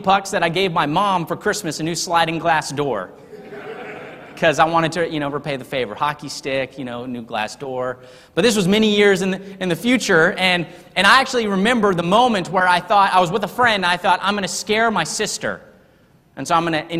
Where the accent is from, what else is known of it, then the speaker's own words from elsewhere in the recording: Texas, United States; also born or lived in Harrisonburg, Virginia; I was not born in Texas. See, I was born in Harrisonburg, Virginia. But I would never claim to be a Virginian